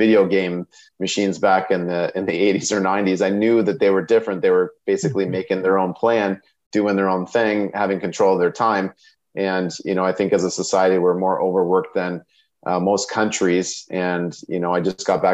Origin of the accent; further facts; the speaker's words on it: Sarnia, Ontario, Canada; I'm from Sarnia, Ontario